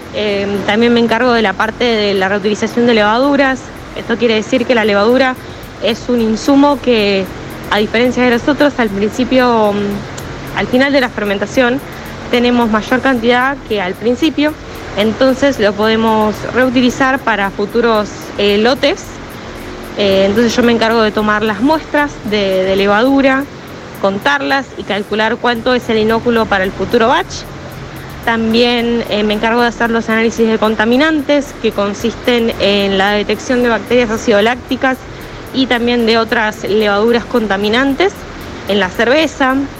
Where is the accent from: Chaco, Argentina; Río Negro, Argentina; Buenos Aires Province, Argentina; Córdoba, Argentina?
Río Negro, Argentina; San Carlos de Bariloche; moved away as an adult; now in Buenos Aires, Argentina; Nací y estudié en San Carlos de Bariloche